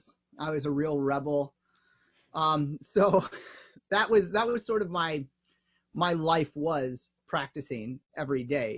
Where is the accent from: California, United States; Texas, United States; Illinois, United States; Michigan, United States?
Illinois, United States; Evanston; I grew up here in Chicago in Evanston